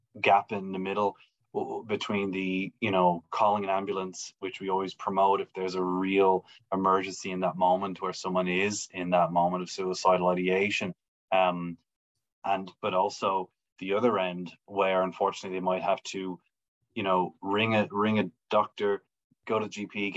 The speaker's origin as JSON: {"language": "English", "town": "Wicklow", "region": "Leinster", "country": "Ireland", "also_born_or_lived": "Melbourne, Australia", "accent": "Irish", "moved": "as an adult", "lives_now": "Brisbane, Australia", "said": "I'm from Wicklow in Ireland, just south of Dublin."}